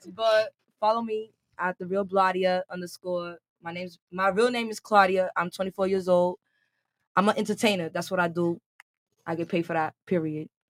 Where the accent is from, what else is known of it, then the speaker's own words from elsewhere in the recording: Raleigh, North Carolina, United States; also born or lived in Washington Heights, Manhattan, New York; I'm from New York and raised in Raleigh, North Carolina